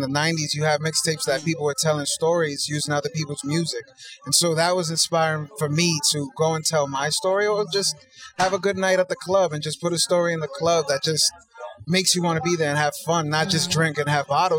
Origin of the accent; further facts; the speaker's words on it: New York City, New York, United States; I'm from Brooklyn, New York, born and raised.